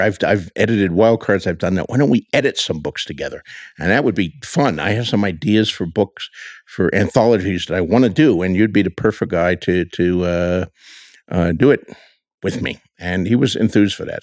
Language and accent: English; Bayonne, New Jersey, United States; moved away as an adult; also born or lived in Chicago, Illinois / Dubuque, Iowa; now in Santa Fe, United States; growing up in Bayonne, New Jersey, we had no bookstore in the entire town